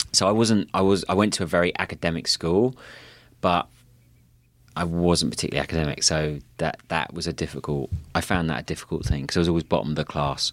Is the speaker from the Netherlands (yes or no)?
no; Kent, South East England, United Kingdom; now in Santa Monica, United States; I grew up in a place called Kent, which is just south of London